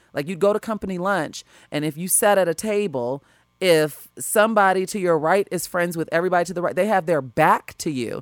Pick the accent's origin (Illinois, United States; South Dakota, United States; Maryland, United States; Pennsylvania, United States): Illinois, United States; Chicago; moved away as an adult; now in Los Angeles, United States; I was raised growing up in Chicago school district